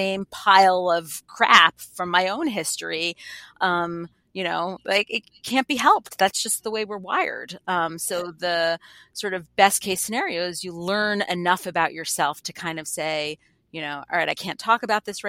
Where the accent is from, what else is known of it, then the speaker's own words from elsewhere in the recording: New York, United States; now in Boston, United States; I'm from New York, right? I live in Boston